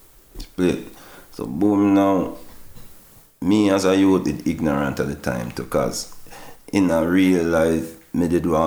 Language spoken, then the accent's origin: English; Jamaica; we're the only song when I come from Jamaica, … on the flyers.